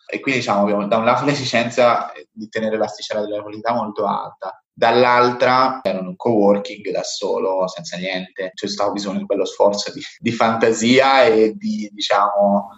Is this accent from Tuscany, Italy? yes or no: yes; Montespertoli, Tuscany, Italy; moved away; also born or lived in Hong Kong; io vengo da un piccolo paesino in Toscana